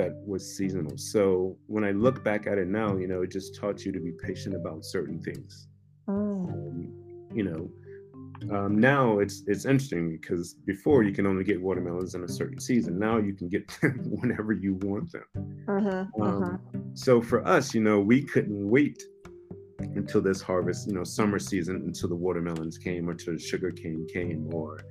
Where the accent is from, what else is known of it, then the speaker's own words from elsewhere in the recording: the South, United States; also born or lived in Switzerland; growing up in the South